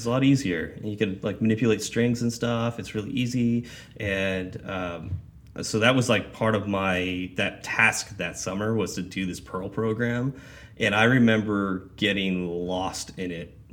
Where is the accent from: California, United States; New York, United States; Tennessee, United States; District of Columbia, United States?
California, United States; Lancaster or Palmdale; moved away as an adult; also born or lived in Fresno, California / Wichita, Kansas / Las Cruces, New Mexico; I grew up in Lancaster or Palmdale, went to Fresno State for 3